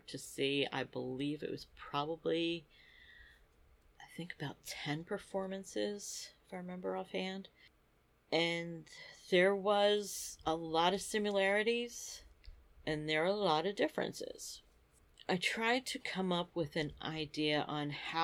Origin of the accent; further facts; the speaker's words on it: Philadelphia, Pennsylvania, United States; as a Philadelphian